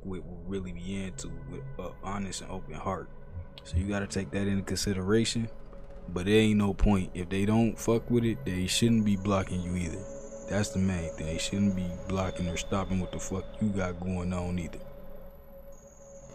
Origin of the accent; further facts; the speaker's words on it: Ohio, United States; I'm from Ohio